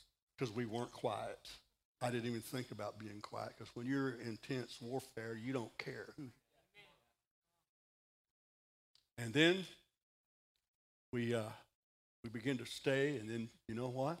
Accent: Texas, United States; I'm from Texas

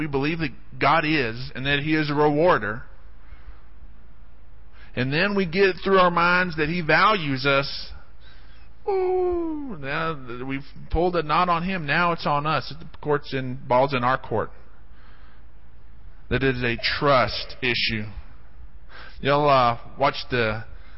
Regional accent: Odessa, Texas, United States; I grew up in Odessa, and there's just not a lot of exciting things to do in Odessa

